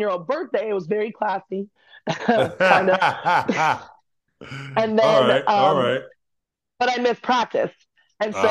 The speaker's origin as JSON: {"language": "English", "town": "Manhattan Beach", "region": "California", "country": "United States", "tie": "born or raised there", "said": "I grew up in Manhattan Beach"}